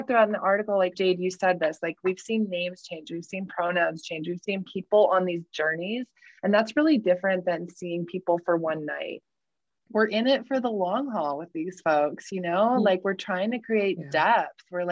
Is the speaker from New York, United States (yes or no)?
no; Salt Lake City, Utah, United States; moved away; I grew up in Salt Lake and I had lived away for a long time, and I had just returned to Salt Lake in 2020